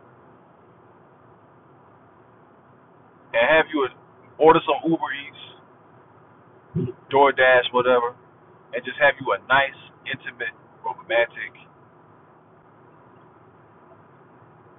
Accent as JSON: {"language": "English", "region": "South Carolina", "country": "United States", "said": "I'm from South Carolina, I'm from the country. All my uncles, all my dad, they all talk like"}